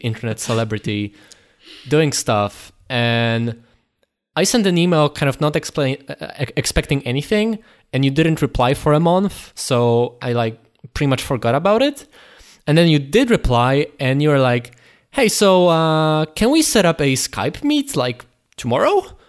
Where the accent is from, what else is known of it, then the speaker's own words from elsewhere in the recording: Poland; we're from Poland